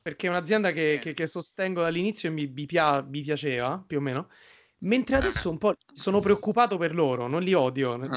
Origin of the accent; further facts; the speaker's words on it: Rome, Lazio, Italy; io e Giorgio siamo di Roma